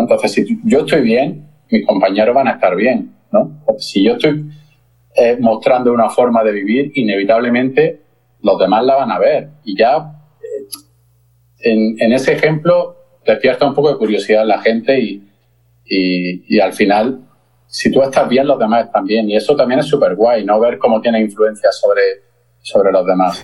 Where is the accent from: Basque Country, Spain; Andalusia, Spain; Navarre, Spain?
Andalusia, Spain; Granada; soy de Granada